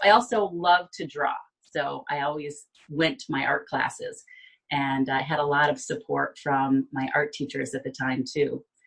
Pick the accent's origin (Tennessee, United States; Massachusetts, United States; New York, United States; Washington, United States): New York, United States; Binghamton; now in Florida, United States; I was born and raised in Binghamton